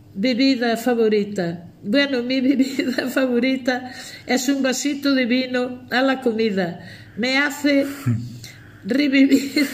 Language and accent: Spanish; Aios, Galicia, Spain; Cuando mis padres se casaron yo tenía dos años, nací en Ayos.